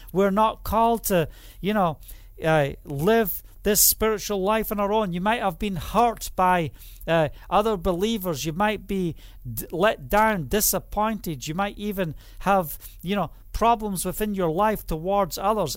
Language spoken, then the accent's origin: English; Scotland, United Kingdom; now in Israel; I'm also Scottish